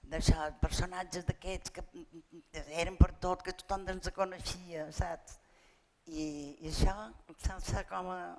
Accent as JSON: {"language": "Catalan", "town": "Palma", "region": "Balearic Islands", "country": "Spain", "tie": "born or raised there", "said": "I vaig néixer a Palmes, a plaça de Sant Eulari, i, i res, vaig viure allà fins que me vaig casar, vaig viure allà fins els 23 anys"}